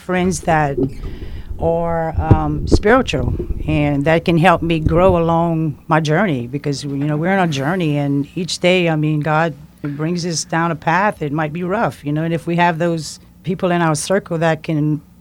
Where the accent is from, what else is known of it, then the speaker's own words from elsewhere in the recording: Henderson, Louisiana, United States; I was born and raised in Henderson